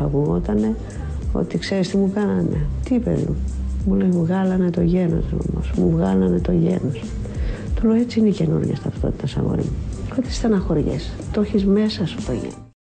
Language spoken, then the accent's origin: Greek; Piraeus, Attica, Greece; είμαι από τον Πειραιά